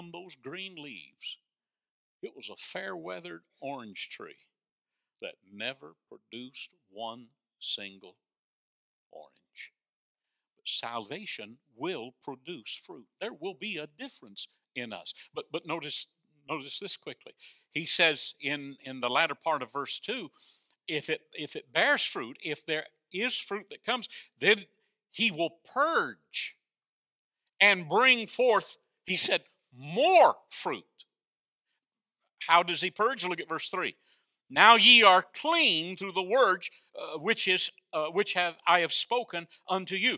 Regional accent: North Florida, United States; when I was a boy growing up in North Florida, we had an outhouse

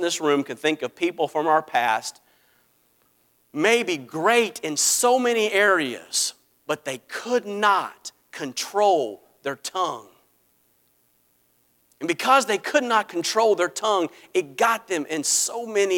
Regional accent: Greenville, South Carolina, United States; I'm from Greenville, South Carolina

